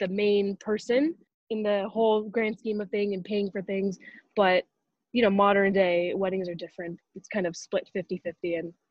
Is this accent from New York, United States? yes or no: no; Los Angeles, California, United States; Born and raised in Los Angeles.